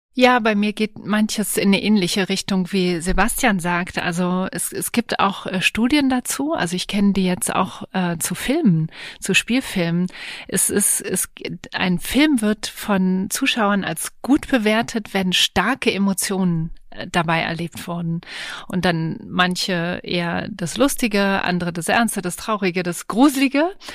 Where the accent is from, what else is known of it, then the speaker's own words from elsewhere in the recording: Berlin, Germany; ich bin zwar in Berlin auch äh, geboren und aufgewachsen